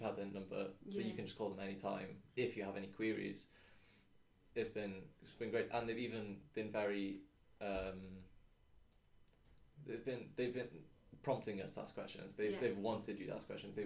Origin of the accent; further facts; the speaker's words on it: Cardiff, Wales, United Kingdom; moved away as an adult; also born or lived in Bath; originally I was brought up in Cardiff